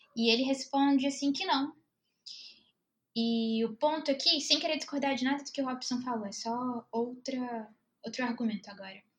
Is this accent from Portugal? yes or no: no; Belo Horizonte, Minas Gerais, Brazil; sou de BH, cultura de bar é muito forte